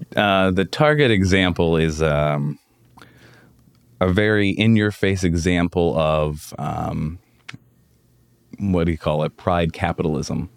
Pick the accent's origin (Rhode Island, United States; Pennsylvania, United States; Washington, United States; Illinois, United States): Pennsylvania, United States; Pittsburgh; I grew up in the South Hills